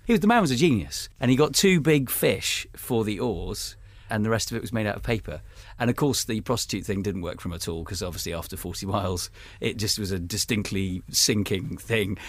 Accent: United Kingdom; I'm British

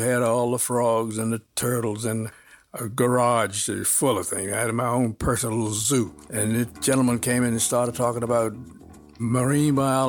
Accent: Washington, District of Columbia, United States; She said, where are you from? I said, Washington, D.C.

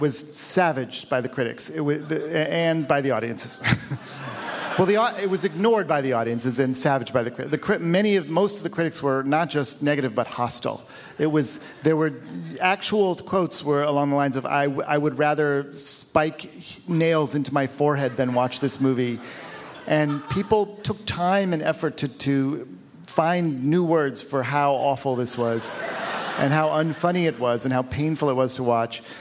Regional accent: Cleveland, Ohio, United States; my hometown of Cleveland

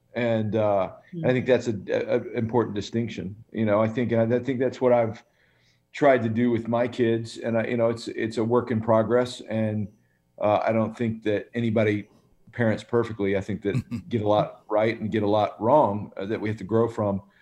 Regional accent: Birmingham, Alabama, United States; We were raised in Birmingham, Alabama

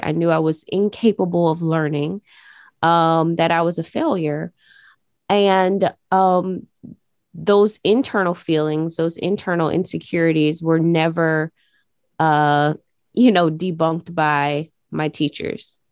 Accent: Jacksonville, Florida, United States; when I was growing up on the east side, it was a place where people would walk around aimlessly

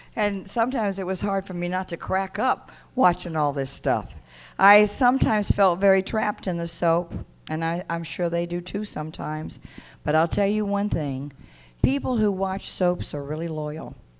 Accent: Mississippi, United States; I said, Mississippi

